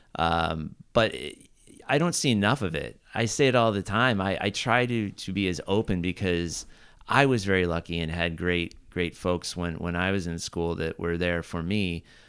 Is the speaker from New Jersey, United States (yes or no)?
no; Southern Orange County, California, United States; also born or lived in Santa Barbara; growing up in Southern Orange County